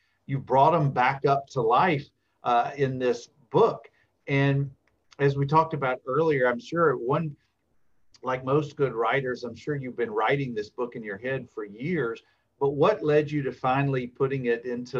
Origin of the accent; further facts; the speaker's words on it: South Alabama, United States; I grew up in South Alabama.